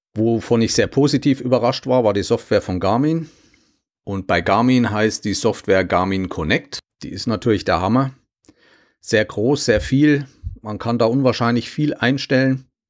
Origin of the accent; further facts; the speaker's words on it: Germany; als Deutsche